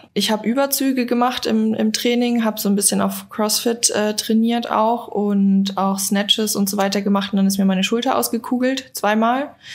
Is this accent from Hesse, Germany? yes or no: no; Bavaria, Germany; now in Berlin, Germany; Ich komme eigentlich aus Bayern